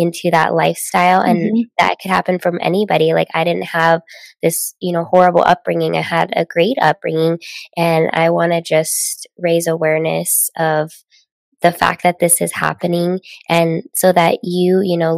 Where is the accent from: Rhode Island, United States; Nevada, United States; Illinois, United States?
Nevada, United States; Las Vegas; also born or lived in Southern California; I grew up in Las Vegas, Nevada, Sin City